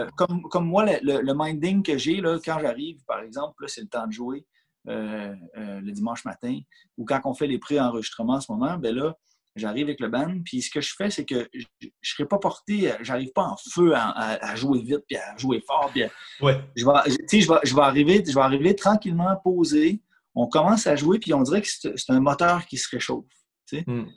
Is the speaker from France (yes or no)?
no; Canada; je, demeure au Canada. Je suis né au Canada.